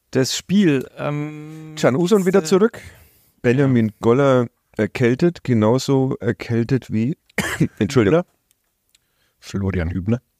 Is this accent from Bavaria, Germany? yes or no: yes; Bavaria, Germany; born there; ich als äh, gebürtiger Oberfranke